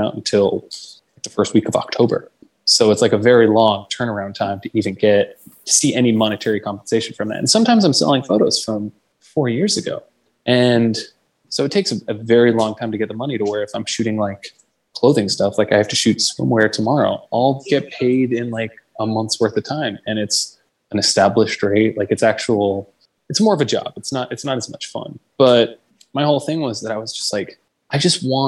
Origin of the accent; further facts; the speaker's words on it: Pittsburgh, Pennsylvania, United States; moved away as an adult; now in Long Beach, United States; I grew up in Pittsburgh and I moved out here when I was 20